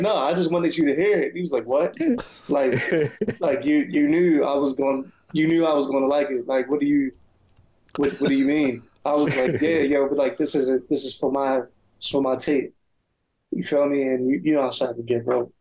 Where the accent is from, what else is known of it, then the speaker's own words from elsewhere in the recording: Baltimore, Maryland, United States; I'm from Garrison, but Walbrook is like still in our same area